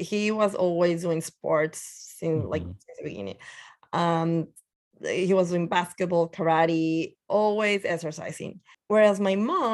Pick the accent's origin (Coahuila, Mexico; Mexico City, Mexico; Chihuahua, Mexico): Coahuila, Mexico; Torreón; English is a second language; moved away as an adult; now in New York, United States; I'm originally from Mexico, in the north side called Torreon, Coahuila